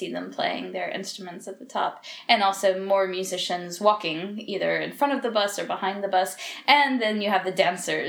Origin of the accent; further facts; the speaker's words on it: United States; now in Portugal; because I'm American, we celebrated Halloween when I was a little kid